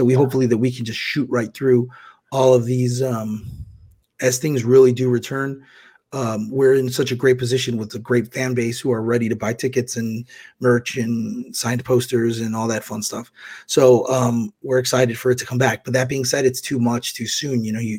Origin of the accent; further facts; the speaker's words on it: Chicago, Illinois, United States; Wrestling town like Chicago is something that would be important to me. It's my hometown as well.